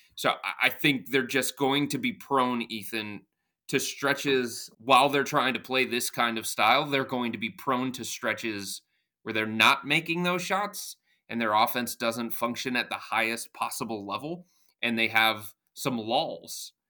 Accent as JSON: {"language": "English", "town": "Cleveland", "region": "Ohio", "country": "United States", "tie": "born or raised there", "said": "I've lived here my entire life, born and raised, spent every moment of my life here in the city"}